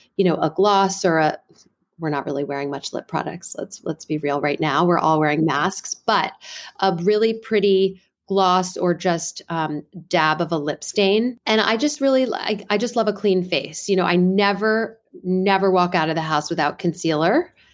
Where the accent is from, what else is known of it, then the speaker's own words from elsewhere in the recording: Washington, District of Columbia, United States; also born or lived in New York; I'm originally from the Washington, D C area